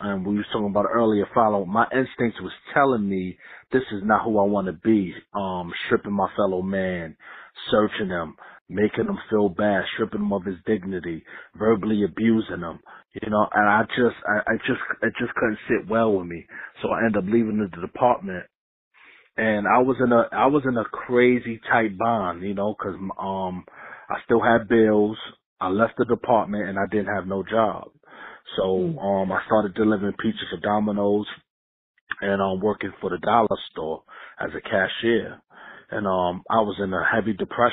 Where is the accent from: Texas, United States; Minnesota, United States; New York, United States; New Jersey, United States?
New York, United States; New York City; now in Raleigh, United States; I reside in Raleigh, North Carolina. You know, born and raised in Queensbridge Projects